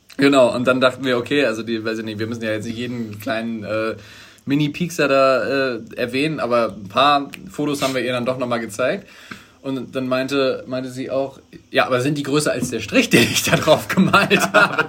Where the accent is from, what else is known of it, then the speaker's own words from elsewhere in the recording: Germany; als Deutsche